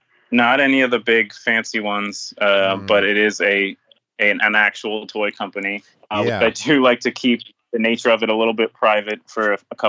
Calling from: Florida, United States; Very rainy Florida is where I'm calling in from.

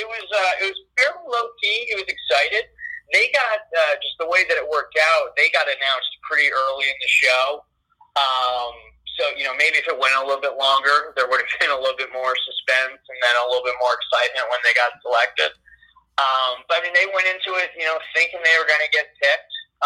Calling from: Albany, New York, United States; I want to point out I am calling in from Albany

